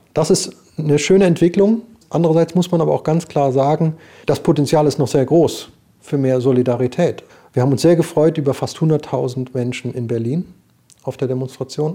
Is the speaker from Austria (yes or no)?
no; Switzerland; ich bin Schweizer und äh, ich bin nicht in der Statistik und bin trotzdem iranischstämmig